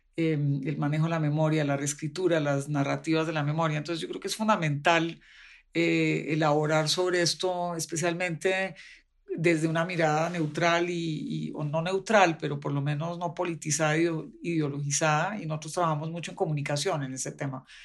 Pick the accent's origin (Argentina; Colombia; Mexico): Colombia; de Colombia